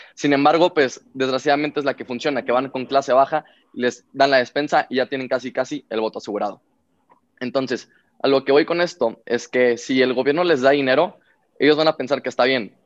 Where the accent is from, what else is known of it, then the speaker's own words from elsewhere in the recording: Monterrey, Nuevo León, Mexico; Yo vengo de Monterrey, Nuevo León